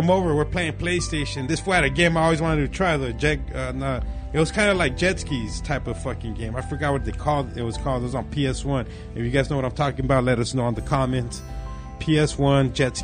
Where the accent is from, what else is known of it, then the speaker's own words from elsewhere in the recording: Lake Elsinore, California, United States; also born or lived in Temecula, California; we moved from Temecula to Lake Elsinore